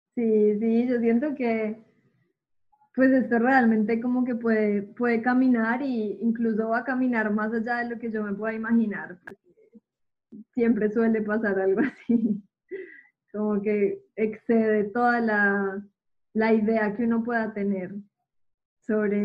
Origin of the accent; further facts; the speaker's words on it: Medellín, Antioquia, Colombia; moved away as an adult; now in Buenos Aires, Argentina; estando ya casi seis años fuera de Colombia, como que seguía presente en Medellín